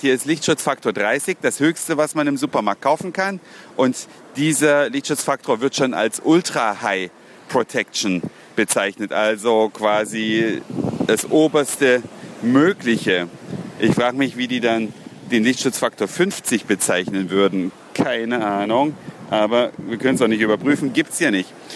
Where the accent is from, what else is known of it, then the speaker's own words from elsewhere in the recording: Germany; now in Australia; wir in Deutschland